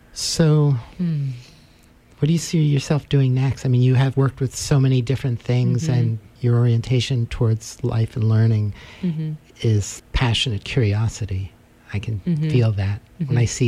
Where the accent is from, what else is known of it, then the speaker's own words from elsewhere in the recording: New York City, New York, United States; now in Vermont, United States; I grew up in Manhattan.